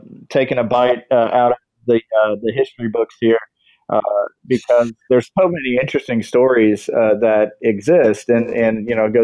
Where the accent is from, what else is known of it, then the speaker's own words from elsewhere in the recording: Texas, United States; moved away; I'm recently back here in Texas. That is my home state